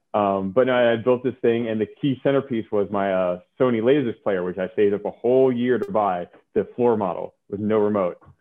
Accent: Oakland, California, United States; also born or lived in New York; I grew up in California

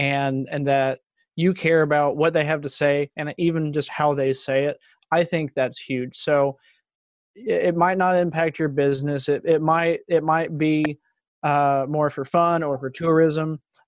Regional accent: Texas, United States; just growing up in Texas, you take Spanish from an early age

